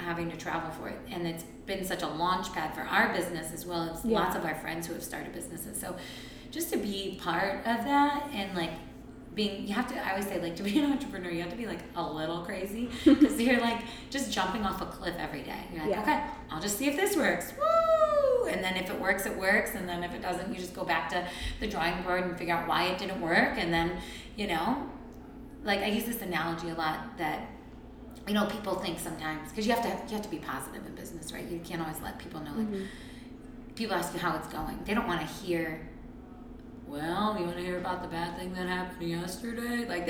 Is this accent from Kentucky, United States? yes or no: no; Hudson, Ohio, United States; also born or lived in Twinsburg, Ohio / Akron, Ohio / Cleveland, Ohio; I grew up in Twinsburg and then Hudson and then moved away for college.